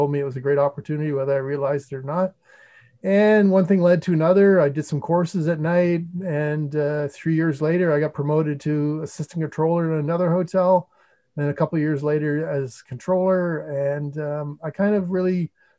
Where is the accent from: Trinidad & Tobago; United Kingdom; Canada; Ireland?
Canada; St. Andrews, New Brunswick; I'm originally from New Brunswick, which is a province in Eastern Canada, not to be confused with New Brunswick, New Jersey, or Brunswick, Maine. Yeah. but I grew up in a town called St. Andrews